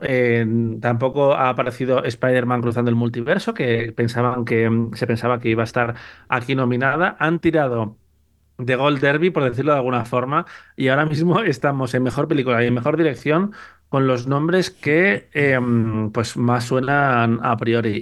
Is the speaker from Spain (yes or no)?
yes; Spain; vez que nevó en mi pueblo, en Corces